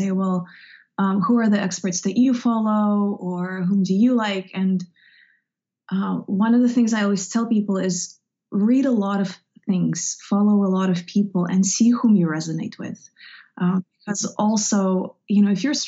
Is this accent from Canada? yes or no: no; Russia; moved away; I grew up in Russia, in the Soviet Union